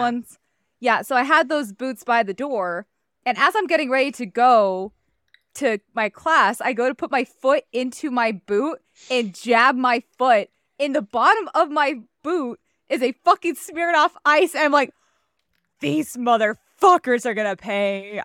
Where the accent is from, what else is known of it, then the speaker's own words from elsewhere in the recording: Iowa, United States; I grew up in Iowa